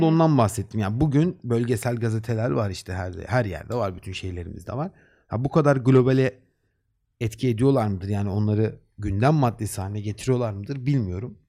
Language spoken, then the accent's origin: Turkish; Black Sea Region, Turkey